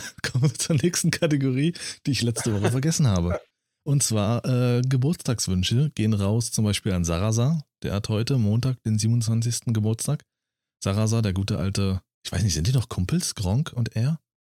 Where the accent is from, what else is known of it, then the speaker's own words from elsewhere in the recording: Berlin, Germany; also born or lived in Thuringia; now in Brandenburg, Germany; war ich selbst als Berliner, war ich ein bunter Hund. Nur weil ich aus Berlin komme